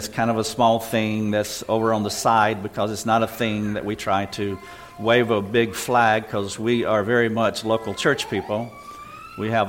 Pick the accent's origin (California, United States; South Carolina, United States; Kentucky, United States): South Carolina, United States; Greenville; We're from Greenville, South Carolina, and been living in the South all of my life. Born in North Carolina, moved 135 miles a little farther south west